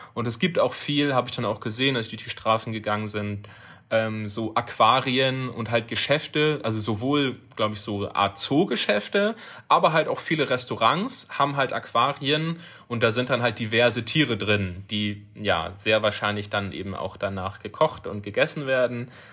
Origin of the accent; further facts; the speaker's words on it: Germany; bei uns in Deutschland